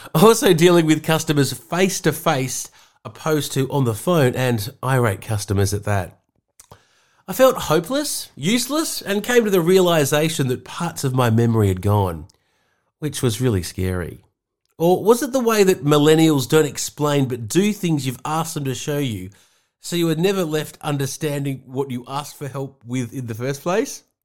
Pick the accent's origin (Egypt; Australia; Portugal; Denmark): Australia; Sydney, New South Wales; moved away as an adult; now in Seaspray, Australia; the Balmoral or Balmain middle class suburbs I was brought up in Sydney